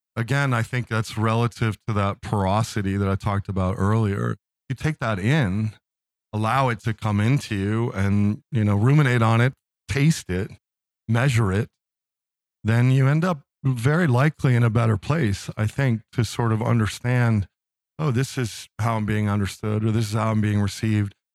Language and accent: English; Philadelphia, Pennsylvania, United States; moved away as an adult; now in Midwest, United States; I'm from Philadelphia